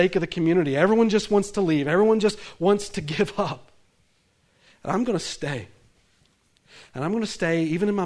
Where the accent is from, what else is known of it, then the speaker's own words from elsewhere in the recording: the South, United States; accent: southern; I come from the South